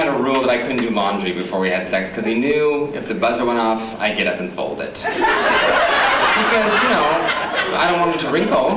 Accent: Utah, United States; moved away; born and raised in Utah, which is a red state.

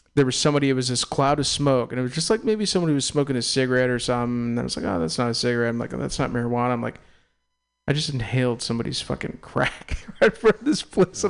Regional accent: Castro Valley, California, United States; also born or lived in Walnut Creek, California / Oakland, California / San Francisco, California; I'm an East Bay kid. I was born in Walnut Creek, raised in Castro Valley

